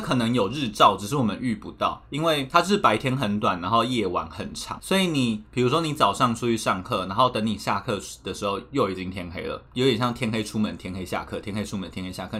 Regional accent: Taipei, Taiwan; 我其实一直都是在台北长大的人，所以应该说北部长大的人

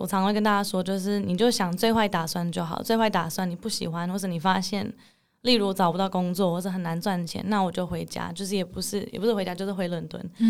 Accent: Netherlands; also born or lived in Hong Kong / Singapore / United Kingdom; now in Taiwan; 我妈妈是台湾人，爸爸是英国人。然后我小时候其实在香港长大，但是其实住不到一年就搬到新加坡。新加坡住了三年之后，到了英国住了四年。英国之后又搬到荷兰，那大部分的时间都是在荷兰长大。

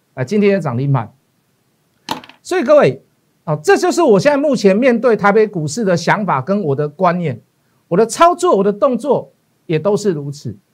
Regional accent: Taiwan; 我们是台湾的leader

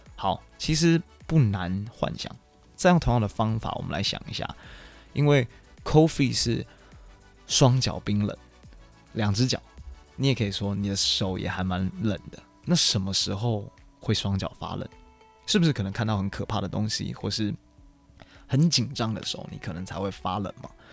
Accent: Taiwan; moved away as an adult; also born or lived in Chicago; I'm from Taiwan

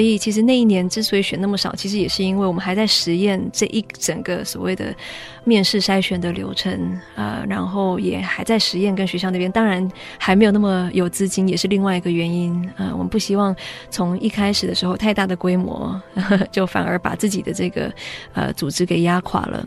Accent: Taiwan; 作为一个台湾人

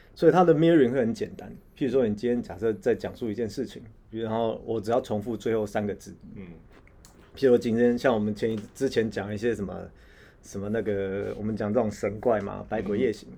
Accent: Taiwan; 我们台湾人一般人最常感同身受

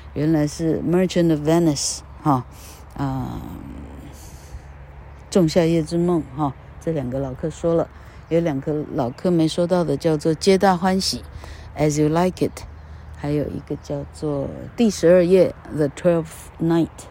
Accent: Taiwan; 我们是台湾人

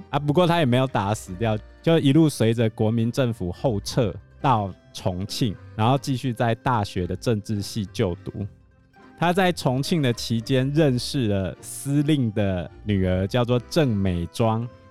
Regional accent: Taiwan; 我们台湾人开始大量接受美国漫画，是在 Marvel 在台湾站起来

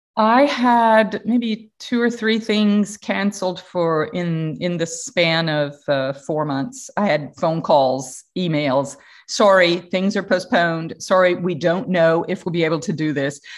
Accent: Atlanta, Georgia, United States; moved away; I come from the Southern United States, Atlanta, Georgia

